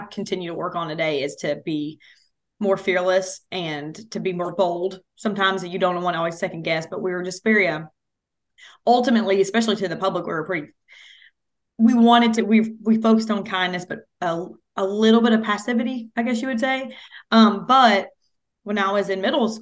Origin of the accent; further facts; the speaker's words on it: Clarksville, Tennessee, United States; also born or lived in McMinnville; I grew up in Clarksville, so I'm like, okay, Austin Peay in my backyard.